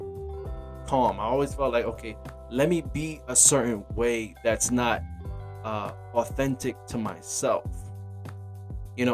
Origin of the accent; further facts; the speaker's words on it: New York City, New York, United States; I'm from Brooklyn, New York